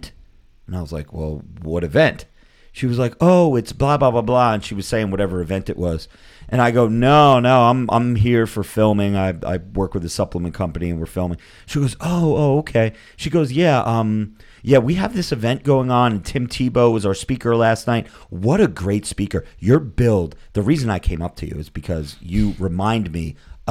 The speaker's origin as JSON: {"language": "English", "region": "New Jersey", "country": "United States", "said": "I'm from New Jersey."}